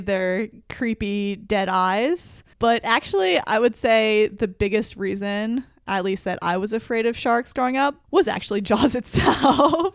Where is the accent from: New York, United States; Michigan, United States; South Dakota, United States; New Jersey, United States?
New Jersey, United States; I grew up in New Jersey, actually right near the coast